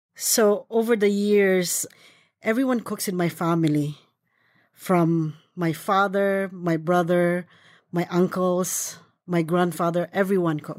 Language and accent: English; Philippines; moved away; I was born in the Philippines